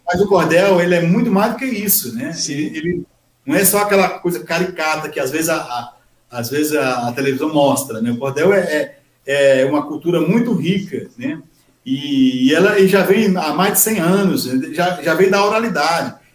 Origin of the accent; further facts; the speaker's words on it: Araripina, Pernambuco, Brazil; also born or lived in Guaianases, São Paulo; now in Mogi das Cruzes, Brazil; nasci em Araripina. Sou da terra de Nabuco, Pernambuco